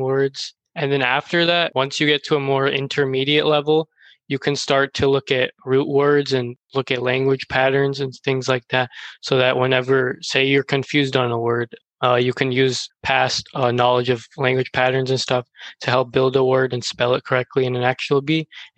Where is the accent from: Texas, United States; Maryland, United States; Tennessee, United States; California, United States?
Texas, United States; I'm from Texas